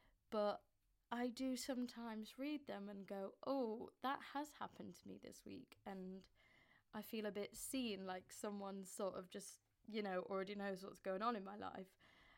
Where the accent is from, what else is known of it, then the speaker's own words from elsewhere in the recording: Northern England, United Kingdom; accent: Northern; now in London, United Kingdom; I live in London. I'm originally from up north, so you'll hear a bit in my accent. Although I've been living with Southerners for quite a bit now, so sometimes the Southern traits sometimes trickle into my words sometimes. But yeah, still a Northerner technically.